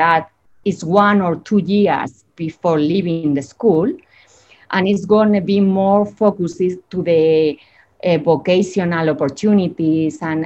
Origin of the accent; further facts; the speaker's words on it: Spain; English is a second language; moved away as an adult; now in Chile; I'm from Spain and I've been living here for almost 20 years.